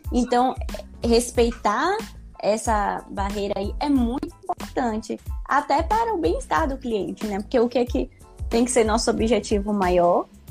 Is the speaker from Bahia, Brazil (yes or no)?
yes; Salvador, Bahia, Brazil; Sou de Salvador, Bahia, lugar maravilhoso